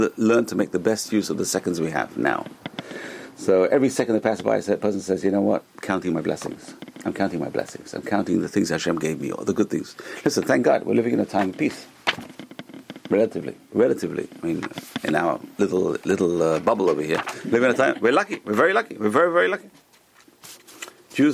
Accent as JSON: {"language": "English", "country": "United States", "also_born_or_lived": "Northeast United States", "said": "we're American. We're living in North America. We're living in Northeast"}